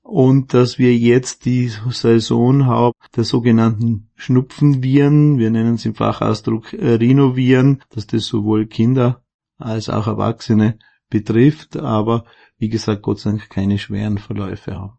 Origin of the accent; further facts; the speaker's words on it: Außerfern, Tyrol, Austria; Ich komme aus dem Außerfern